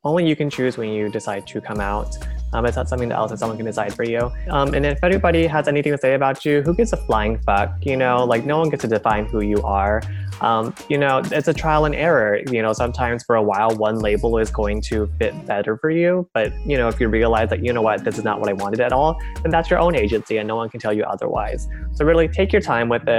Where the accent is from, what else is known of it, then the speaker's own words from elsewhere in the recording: Texas, United States; moved away as an adult; now in Los Angeles, United States; I grew up in Texas, but now I'm living in Los Angeles.